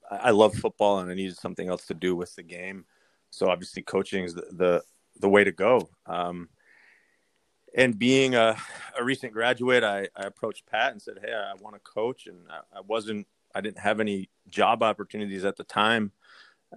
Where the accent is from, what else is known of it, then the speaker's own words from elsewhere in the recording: Kingston, Ontario, Canada; moved away as an adult; now in Chicago, United States; being from Kingston